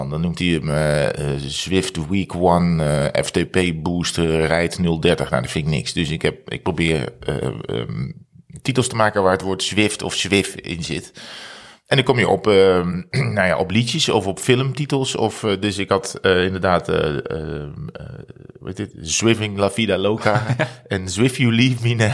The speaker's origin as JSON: {"language": "Dutch", "region": "North Brabant", "country": "Netherlands", "said": "Ja, ik kom uit Brabant. uit Brabant."}